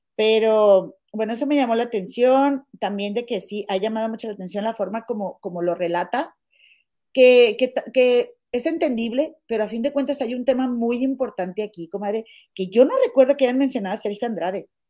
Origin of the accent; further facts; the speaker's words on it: Monterrey, Nuevo León, Mexico; now in Chicago, United States; yo soy de Monterrey y mi comadre Gema también, las dos de allá somos